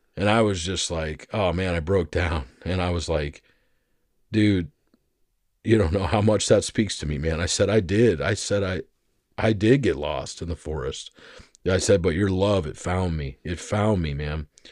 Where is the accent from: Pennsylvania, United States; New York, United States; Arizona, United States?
Arizona, United States; I grew up in Arizona for most of my life